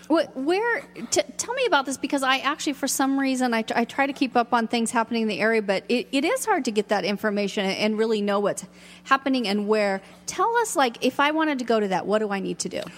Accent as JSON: {"language": "English", "town": "Seattle", "region": "Washington", "country": "United States", "moved": "yes", "lives_now": "Ashland, United States", "said": "I'm from Seattle"}